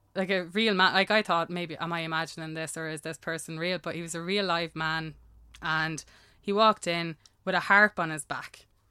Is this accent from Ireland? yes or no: yes; Ireland; I'm Irish